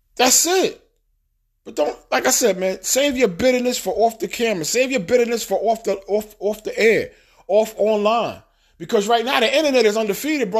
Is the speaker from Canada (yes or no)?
no; New York City, New York, United States; moved away as an adult; also born or lived in Bronx / Far Rockaway / New Jersey / Alabama; I'm from Queens, Queens, New York. I got my seal, I got my stamp, it's on my birth certificate, whatever. I grew up in Queens